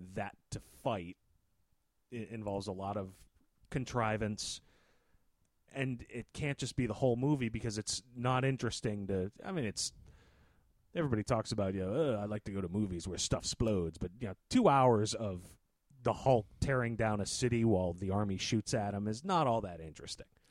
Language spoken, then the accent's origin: English; United States; being an American